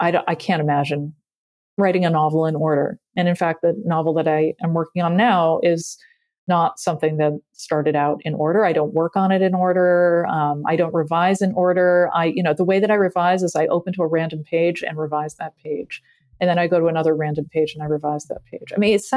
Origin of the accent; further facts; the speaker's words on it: Massachusetts, United States; growing up in Massachusetts, having fun and being cold simultaneously